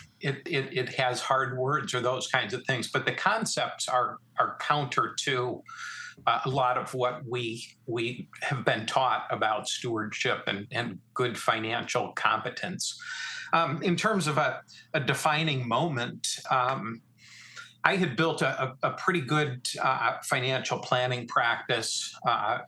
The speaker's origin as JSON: {"language": "English", "town": "Canandaigua", "region": "New York", "country": "United States", "tie": "born or raised there", "said": "I grew up in the Finger Lakes of upstate New York, a little town called Canandaigua"}